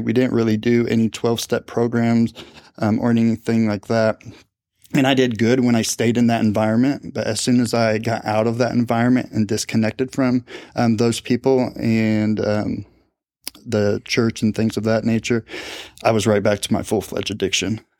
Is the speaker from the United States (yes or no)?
yes; Speedway, Indiana, United States; I grew up in Indianapolis, uh, on the west side in a town called Speedway.